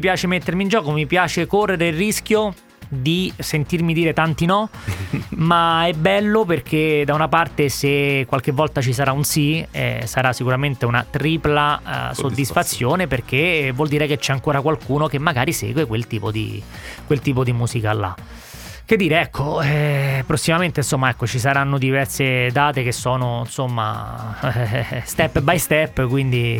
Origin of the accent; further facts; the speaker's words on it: Rome, Lazio, Italy; sono di Roma